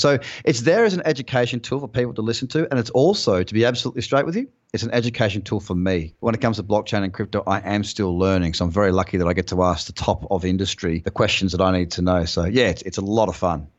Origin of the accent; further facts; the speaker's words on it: Noosa Heads, Queensland, Australia; also born or lived in London; now in Bondi Beach, Australia; a place called Noosa Heads, which is where I'm from